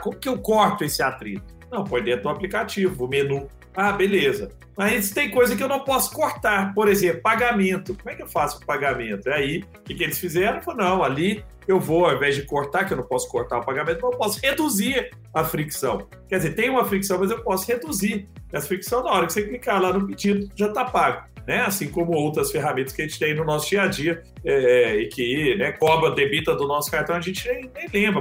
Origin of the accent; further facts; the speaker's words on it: Brazil; nós brasileiros